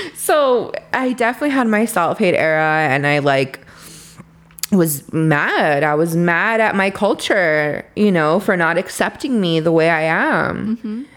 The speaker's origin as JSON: {"language": "English", "town": "Los Angeles", "region": "California", "country": "United States", "tie": "born or raised there", "said": "I grew up in Boyle Heights"}